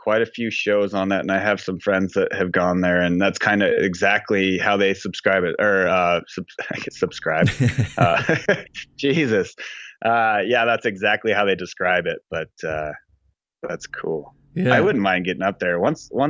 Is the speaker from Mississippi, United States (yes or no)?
no; Montana, United States; I grew up in Montana, and like I say in my intro, like I grew up not in that, you know, beautiful place that you see in magazines. I grew up on the flat part of Montana, like the plains